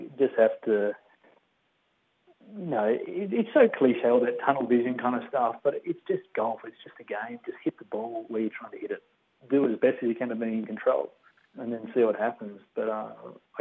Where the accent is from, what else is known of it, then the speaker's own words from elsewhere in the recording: Tasmania, Australia; I've got a beautiful family back in Tasmania